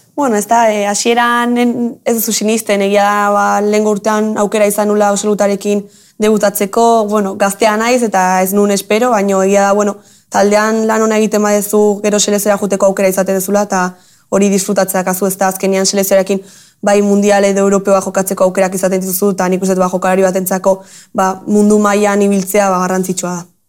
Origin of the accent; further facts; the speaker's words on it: Tolosa, Basque Country, Spain; ni tolosara naiz, tolosan